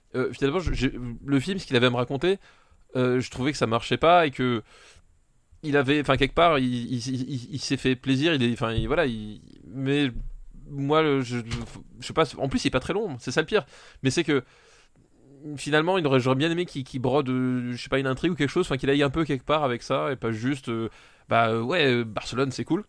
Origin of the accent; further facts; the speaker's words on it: France; Je suis français, je parle français